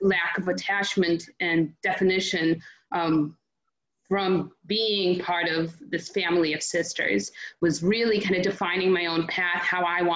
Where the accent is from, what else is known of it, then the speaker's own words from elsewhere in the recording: Belarus; first language Russian; English is a second language; moved away; I was born in Belarus, so that was my first language.